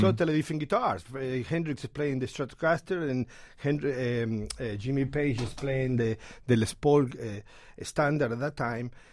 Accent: Argentina; English is a second language; now in New York City, United States; I'm from Argentina

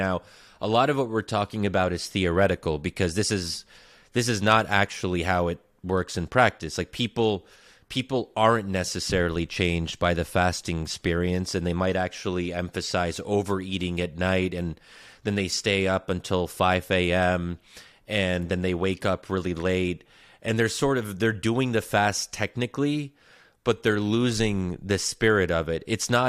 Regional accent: Bryn Mawr, Pennsylvania, United States; including where I grew up in Bryn Mawr, Pennsylvania

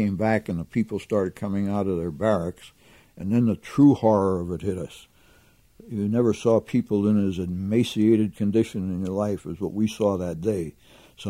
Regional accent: Pennsylvania, United States; I was from Pennsylvania

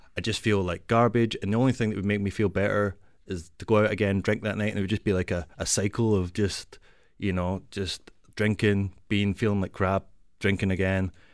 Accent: Glasgow, Scotland, United Kingdom; moved away as an adult; now in Toronto, Canada; I'm from Glasgow

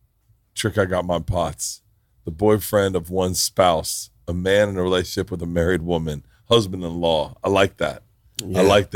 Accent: the South, United States; But I grew up in the South.

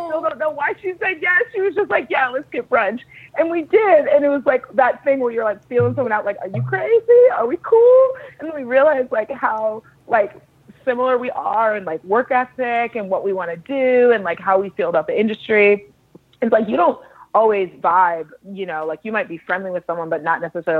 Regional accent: Dallas, Texas, United States; I grew up in Dallas, Texas

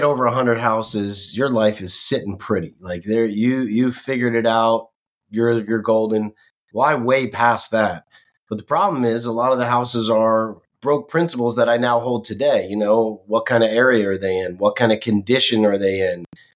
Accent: Northeast, United States; moved away as an adult; also born or lived in West Coast; now in Florida, United States; I grew up in the Northeast, would come down to see my grandparents all the time

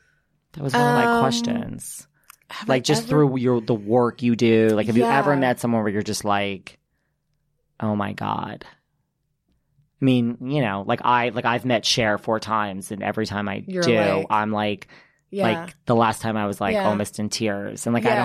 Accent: New York, United States; I think New Yorkers, we will talk to anyone.

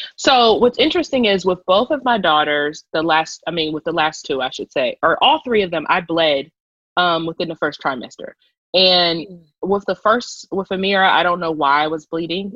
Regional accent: Columbus, Ohio, United States; moved away as an adult; now in Los Angeles, United States; I'm originally from Columbus, Ohio

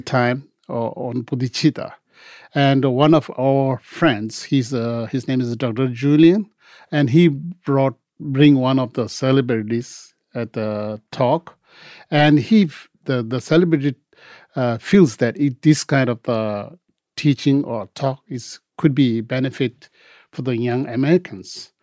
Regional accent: India; English is a second language; moved away as an adult; also born or lived in Tibet; now in Los Angeles, United States; I was born in Tibet, and when I was three, I escaped because due to Chinese Revolution, came to Tibet. We have fled to India, and mostly I was uh, raised in India, and went to school there

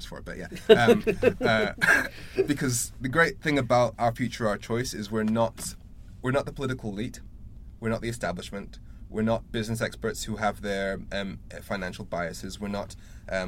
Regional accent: Darlington, North East England, United Kingdom; now in Sheffield, United Kingdom; I'm from Darlington

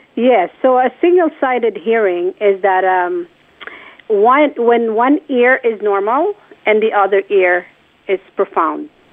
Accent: Philippines; born or raised there; moved away

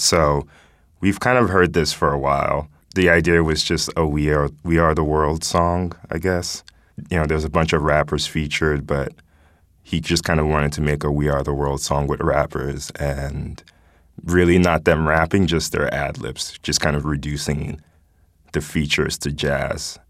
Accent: Nigeria; now in United States; I was born here, grew up in Nigeria, and moving back here

